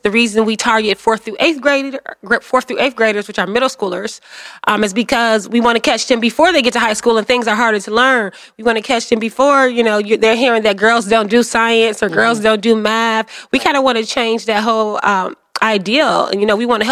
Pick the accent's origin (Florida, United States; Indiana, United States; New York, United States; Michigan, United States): Michigan, United States; Detroit; also born or lived in New Orleans, Louisiana; I grew up in Southwest Detroit.